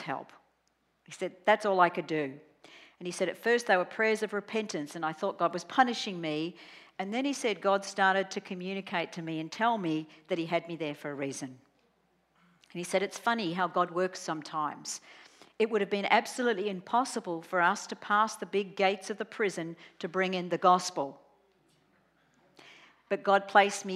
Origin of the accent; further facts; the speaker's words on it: Australia; I'm Australian